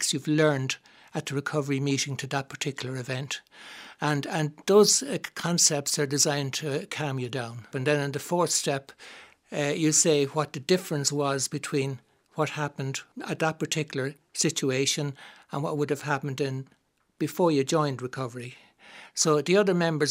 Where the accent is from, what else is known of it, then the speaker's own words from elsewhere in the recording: Dublin, Leinster, Ireland; I grew up in Drumcondra